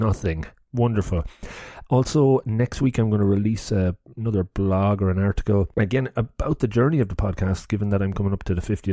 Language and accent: English; Longford, County Longford, Ireland; now in Cork, Ireland; I'm from Longford